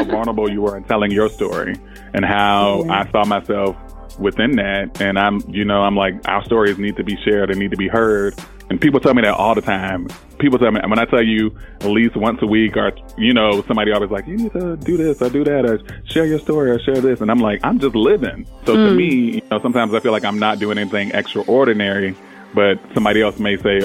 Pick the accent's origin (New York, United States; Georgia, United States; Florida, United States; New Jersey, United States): Georgia, United States; Savannah; I grew up in Savannah, Georgia